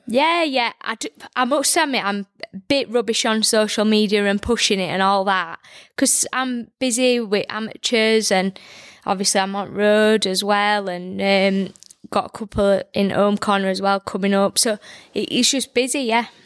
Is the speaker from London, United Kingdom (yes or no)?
no; Barnsley, Yorkshire and the Humber, United Kingdom; I'm from Barnsley